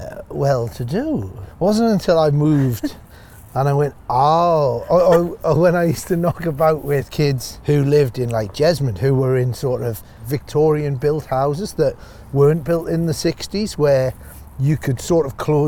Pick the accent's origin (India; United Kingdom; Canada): United Kingdom; Northumberland, North East England; moved away as an adult; also born or lived in Newcastle upon Tyne; now in Australia; Growing up in Northumberland